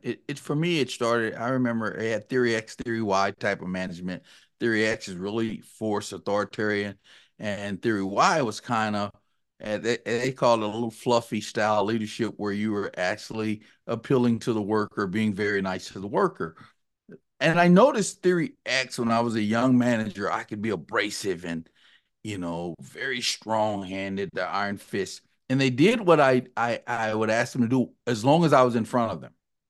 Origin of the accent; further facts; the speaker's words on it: Texas, United States; I'm actually a Texan, born and raised in the Dallas-Fort Worth area. I worked on my accent to get rid of some of the y'alls and the howdies and those things.